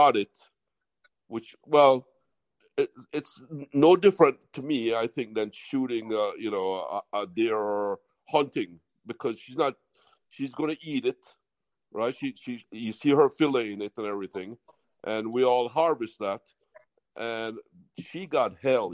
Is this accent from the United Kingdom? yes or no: no; Jamaica; also born or lived in California / Miami; now in West Palm Beach, United States; my mother was going to college, had me in California, moved me back to Jamaica. So I really grew up in an island tradition. That's why I got this accent